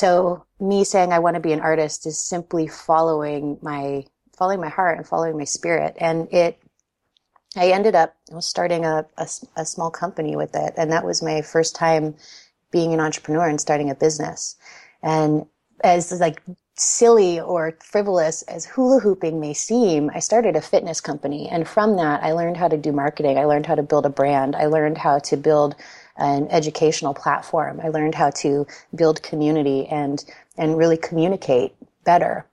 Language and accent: English; California, United States; I grew up in California